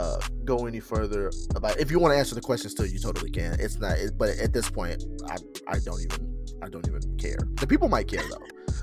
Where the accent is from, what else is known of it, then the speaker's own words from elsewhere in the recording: Wisconsin, United States; I'm from freaking Wisconsin.